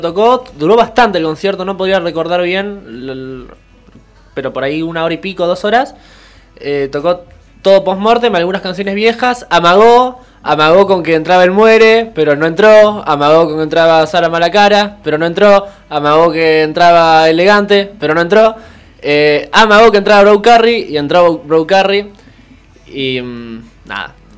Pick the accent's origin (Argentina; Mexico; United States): Argentina; acá en Argentina